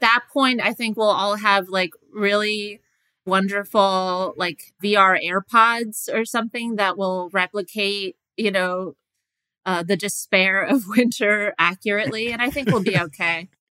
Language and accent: English; New York, United States; now in Los Angeles, United States; I grew up in New York.